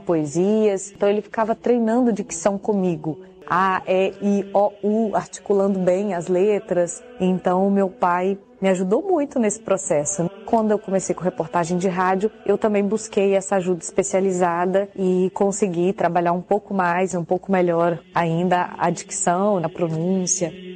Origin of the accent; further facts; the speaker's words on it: Patos de Minas, Minas Gerais, Brazil; moved away; na minha cidade natal, que é Patos de Minas